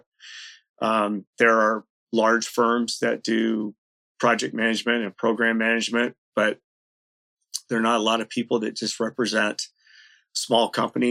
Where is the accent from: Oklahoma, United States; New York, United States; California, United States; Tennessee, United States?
California, United States; moved away as an adult; also born or lived in Washington; now in Seattle-Tacoma area, United States; I grew up in California. I came up from California to the University of Washington